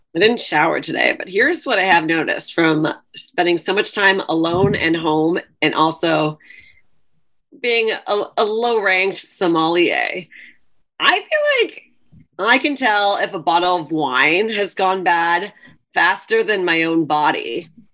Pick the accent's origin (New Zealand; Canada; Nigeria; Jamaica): Canada; now in New York, United States; I am Canadian